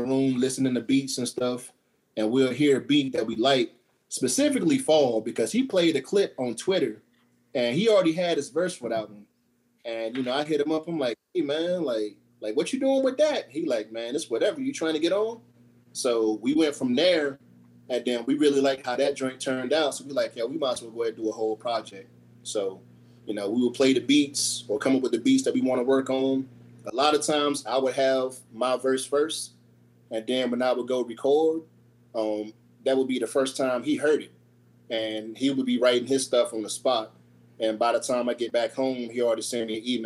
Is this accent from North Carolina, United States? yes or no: yes; near Seymour Johnson, North Carolina, United States; I got stationed to Seymour Johnson, which is like 25 minutes outside of my hometown